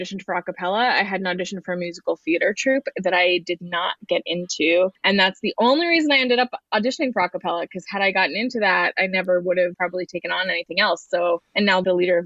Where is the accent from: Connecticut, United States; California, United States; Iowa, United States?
Iowa, United States; moved away as an adult; I came from Iowa, where I don't know why it feels relevant, but I was planning to leave Iowa for college